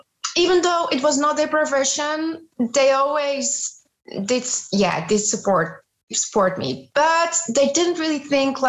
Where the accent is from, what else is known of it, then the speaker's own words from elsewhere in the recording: Amsterdam, North Holland, Netherlands; English is a second language; also born or lived in Zeeland; I was born in Zeeland, but then my parents moved back to the area of Amsterdam. This is where I grew up.